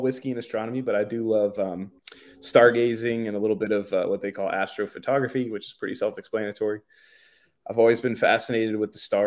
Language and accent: English; Alaska, United States; now in Delaware, United States; growing up in Alaska